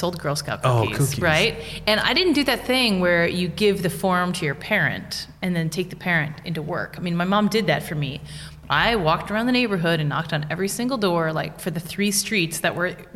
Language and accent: English; United States; first language English; moved away as an adult; now in Wrocław, Poland; I'm from the States